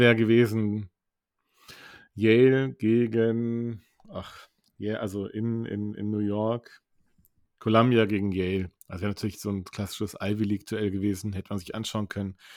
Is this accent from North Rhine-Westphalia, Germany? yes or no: yes; Cologne, North Rhine-Westphalia, Germany; wir kommen aus Köln